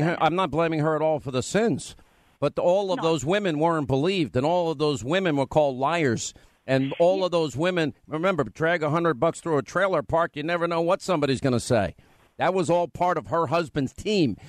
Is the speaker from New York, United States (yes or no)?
yes; New York, United States; accent: New York; my New York accent is a lot thicker when I'm tired